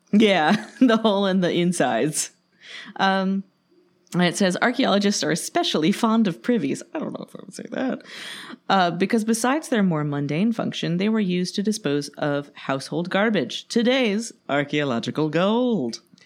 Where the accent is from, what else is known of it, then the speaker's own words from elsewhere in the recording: near Boston, Massachusetts, United States; I grew up near Boston